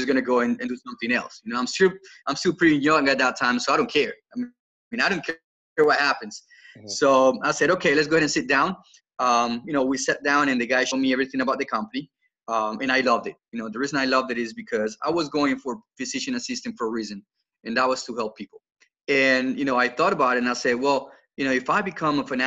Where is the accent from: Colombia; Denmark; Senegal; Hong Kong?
Colombia; now in South Carolina, United States; for those of you that can't get my accent, I'm not from here originally. I was born in Colombia in South America, in South Carolina.